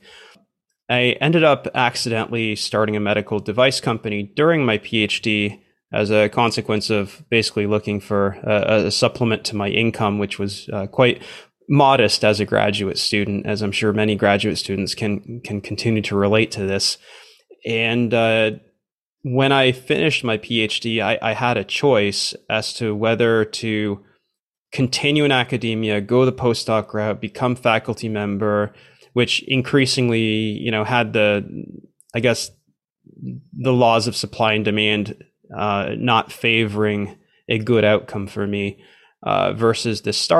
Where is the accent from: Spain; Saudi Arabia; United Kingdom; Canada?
Canada; also born or lived in Romania / South Korea; Born in Romania, but grew up for most of my life in Canada.